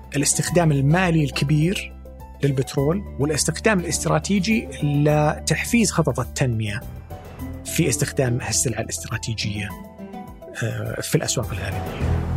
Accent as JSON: {"language": "Arabic", "country": "Saudi Arabia", "said": "عندنا في السعوديه"}